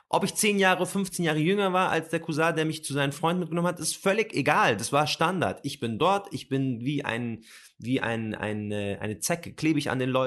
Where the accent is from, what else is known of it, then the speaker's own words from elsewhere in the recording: Palestine; Was ist Arabien? Ich komme aus Palästina.